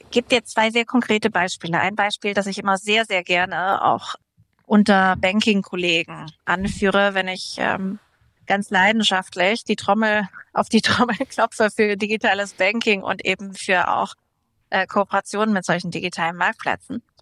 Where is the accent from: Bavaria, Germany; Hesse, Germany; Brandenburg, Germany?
Bavaria, Germany; Würzburg; Genau, den Dirk Nowitzki, der aus meiner Heimatstadt kommt.